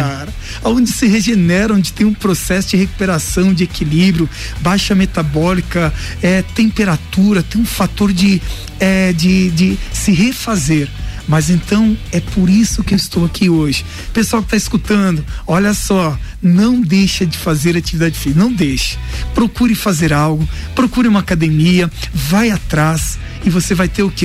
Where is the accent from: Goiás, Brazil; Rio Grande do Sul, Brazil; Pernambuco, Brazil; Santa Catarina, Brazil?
Santa Catarina, Brazil; Lages; Lages, né? Minha cidade natal não quis sair daqui